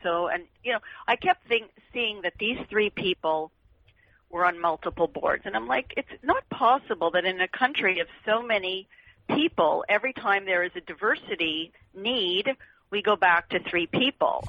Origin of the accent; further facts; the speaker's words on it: Canada; moved away as an adult; now in United States; I come from Canada. I moved here.